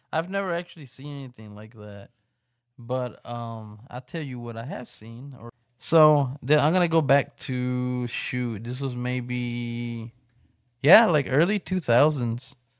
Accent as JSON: {"language": "English", "region": "West Texas", "country": "United States", "tie": "born or raised there", "said": "here in my, in my hometown. So, I don't know if anybody around here in the West Texas area"}